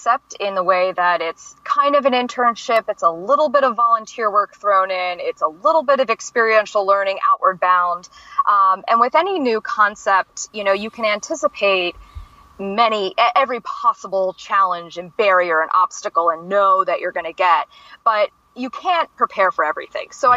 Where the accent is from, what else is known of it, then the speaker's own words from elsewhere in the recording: Baltimore, Maryland, United States; I'm from Baltimore City originally. I am a classic city person